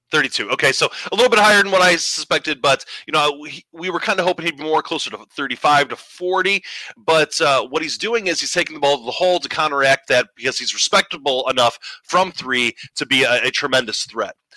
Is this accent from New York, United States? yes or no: no; Northwest Indiana, United States; I I'm from Northwest Indiana. I live up here